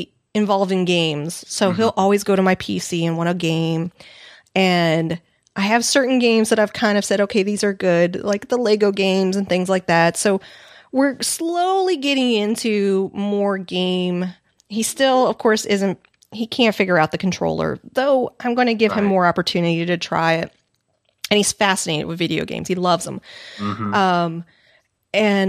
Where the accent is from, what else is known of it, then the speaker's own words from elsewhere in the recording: Missouri, United States; moved away; I grew up in Missouri